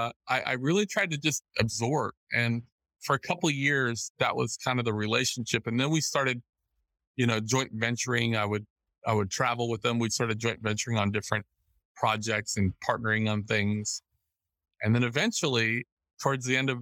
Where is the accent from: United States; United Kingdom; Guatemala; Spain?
United States; Los Angeles, California; I grew up in the Los Angeles, LA area